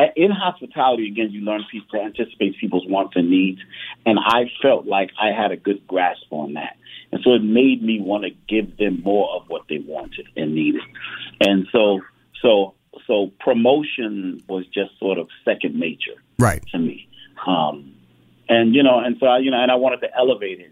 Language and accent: English; New York, United States; also born or lived in New Jersey; I was born in New York, but uh, went to school, went to Rutgers University in New Jersey